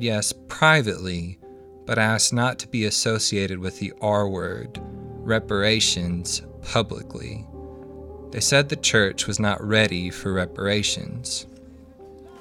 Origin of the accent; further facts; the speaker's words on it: Little Rock, Arkansas, United States; now in Springdale, United States; I was born and raised in Little Rock, and I live in Springdale